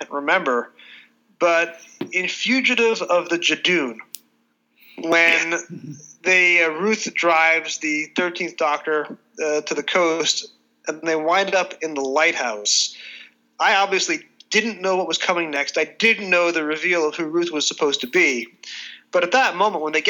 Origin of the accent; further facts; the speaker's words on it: United States; As an American kid growing up in the late 70s